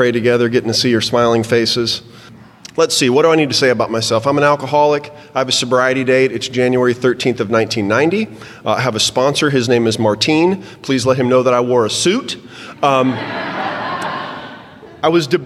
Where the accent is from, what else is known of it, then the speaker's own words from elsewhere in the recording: Texas, United States; So I'm a 5th-generation Texan. I was born in Baylor Hospital, February 7th, 1972